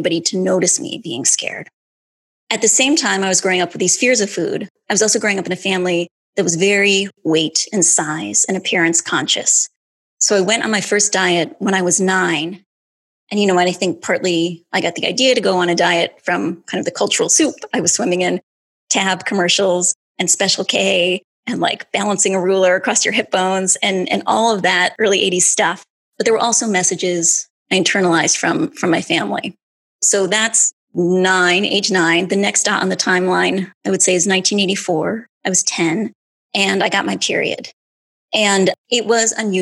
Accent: Grand Rapids, Michigan, United States; I was born in 1973 in Grand Rapids, Michigan

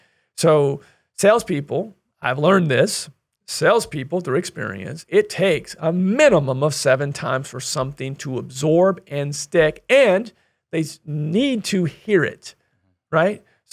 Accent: Kansas, United States; I want to help fund a scholarship in our community that I grew up in Northeast Kansas.

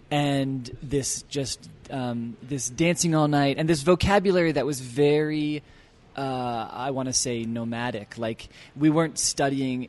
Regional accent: Annapolis, Maryland, United States; moved away as an adult; also born or lived in Washington, D.C. area; now in Utah, United States; we settled in Maryland by the time I was five, and I lived my whole childhood in Maryland, in Annapolis

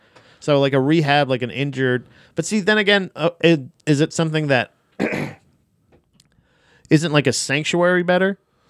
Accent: Florida, United States; I'm from Florida

